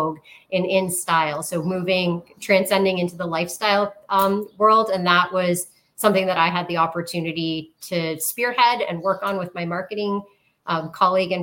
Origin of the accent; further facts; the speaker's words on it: St. Catharines, Ontario, Canada; also born or lived in Toronto / Windsor; I grew up in St. Catharines, Ontario